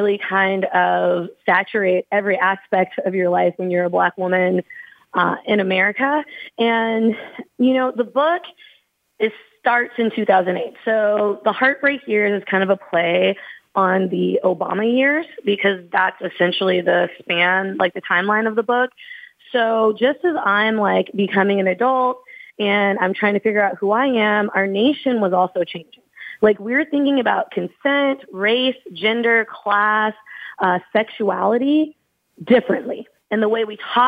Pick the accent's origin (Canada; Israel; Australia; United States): United States; Louisville, Kentucky; also born or lived in Southern California; I'm from Louisville, Kentucky, the home of Breonna Taylor